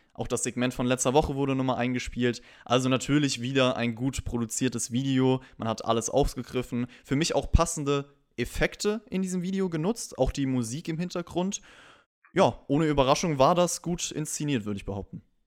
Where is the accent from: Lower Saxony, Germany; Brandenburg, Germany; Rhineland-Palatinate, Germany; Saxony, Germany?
Rhineland-Palatinate, Germany; Rhenish Hesse; ich komme ja aus Rheinhessen